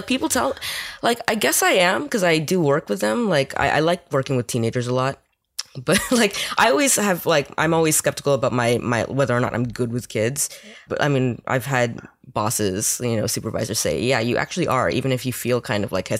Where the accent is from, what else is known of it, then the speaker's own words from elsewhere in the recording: New York, United States; now in Westchester, United States; Well, I grew up in New York.